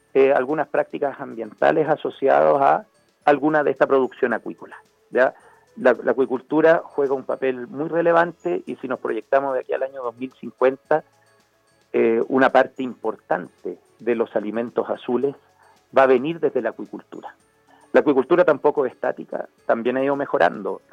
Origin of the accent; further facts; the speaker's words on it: Chile; como chilenos